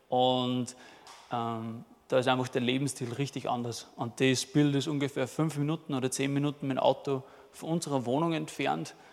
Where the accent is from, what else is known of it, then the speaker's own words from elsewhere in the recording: Rohrbach, Upper Austria, Austria; moved away as an adult; now in South Africa; bin ursprünglich aus Rohrbach, aus Mühlviertel, 25 Jahre und das ist meine Frau, die Alex. Und wir sind letztes Jahr im September sind wir auf Südafrika gegangen.